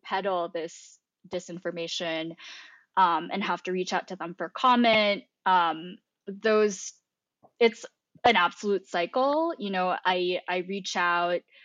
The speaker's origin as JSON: {"language": "English", "country": "Philippines", "tie": "born or raised there", "moved": "yes", "lives_now": "United States", "said": "I grew up in the Philippines"}